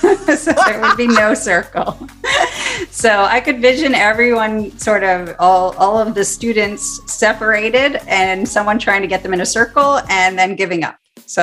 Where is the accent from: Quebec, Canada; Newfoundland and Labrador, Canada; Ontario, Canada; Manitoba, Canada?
Ontario, Canada; Toronto; now in Vancouver, Canada; I'm from Toronto.